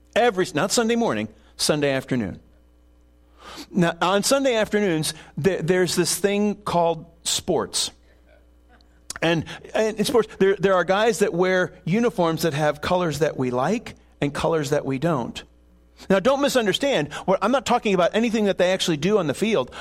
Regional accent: Buffalo, New York, United States; moved away; I grew up in Buffalo and cheer for the Bills

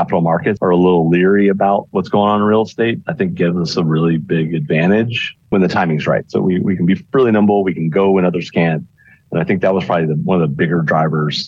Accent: Houston, Texas, United States; I'm actually born and raised in Houston area

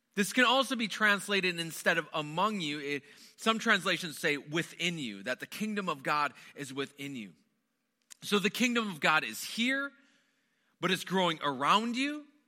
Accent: Wisconsin, United States; moved away; I grew up in the Midwest. Most of my growing up was spent within the borders of Wisconsin

